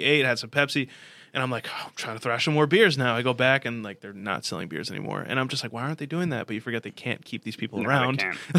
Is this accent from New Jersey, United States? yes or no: yes; New Jersey, United States; And I'm from Jersey.